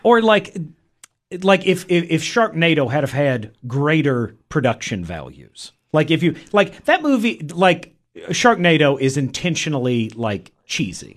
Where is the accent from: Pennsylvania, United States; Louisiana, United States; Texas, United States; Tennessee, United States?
Tennessee, United States; Middle; I am from Middle Tennessee